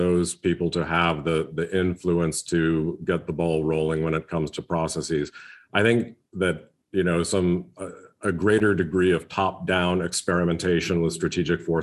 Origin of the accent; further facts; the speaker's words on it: United States; as someone who's, you know, living and working in the United States, as an American